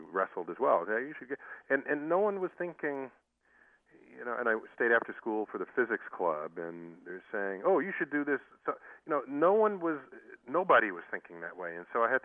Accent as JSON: {"language": "English", "town": "New York City", "region": "New York", "country": "United States", "tie": "born or raised there", "said": "I grew up in the Bronx"}